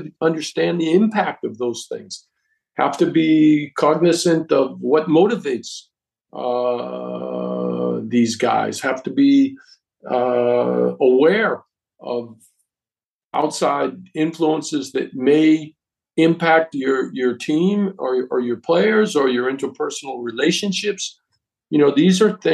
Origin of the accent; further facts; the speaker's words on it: United States; first language English; moved away as an adult; also born or lived in Europe; I'm American born, but I spent most of my time in Europe. When I came back after, 36 years to the United States, it was a whole different world for me. You know, it was my native tongue, and these were people that I had grown up